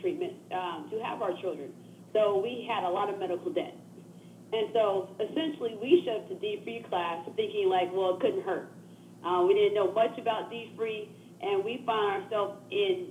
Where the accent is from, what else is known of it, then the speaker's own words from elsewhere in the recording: Indianapolis, Indiana, United States; we are from Indianapolis, Indiana